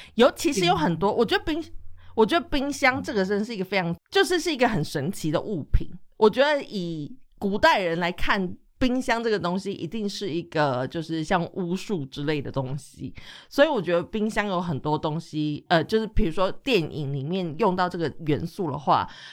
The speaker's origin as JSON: {"language": "Chinese", "country": "Taiwan", "also_born_or_lived": "Europe", "moved": "yes", "said": "我们来自的国家不一样，像台湾就是一个非常 气候就是潮湿啊、闷热嘛"}